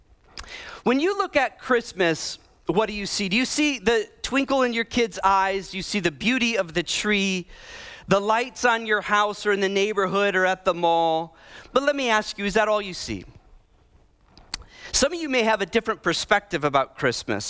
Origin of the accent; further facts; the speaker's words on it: Midwest, United States; moved away; I grew up in the Midwest.